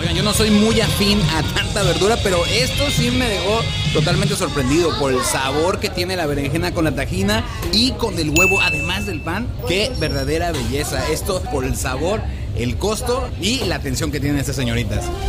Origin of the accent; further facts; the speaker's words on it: Mexico; yo como mexicano